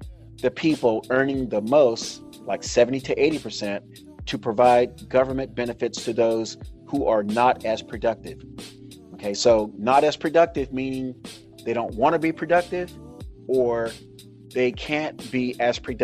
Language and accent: English; United States; as a Black American, I identify myself as Black American.